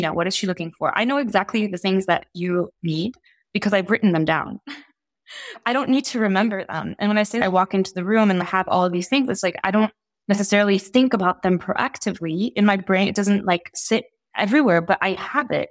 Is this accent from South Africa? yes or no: no; Italy; moved away; also born or lived in Egypt / Oxford / Geneva; I grew up in Italy. I'm Egyptian Italian. I spent most of my childhood in Italy